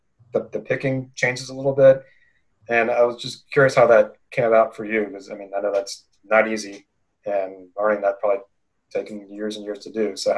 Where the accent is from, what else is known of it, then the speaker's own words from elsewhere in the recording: East Coast, United States; I'm from the East Coast